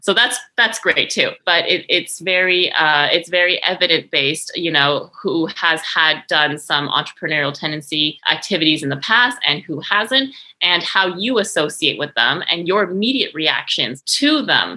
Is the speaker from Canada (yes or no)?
yes; Victoria, British Columbia, Canada; also born or lived in Montreal, Canada / France; I'm originally born in Victoria, BC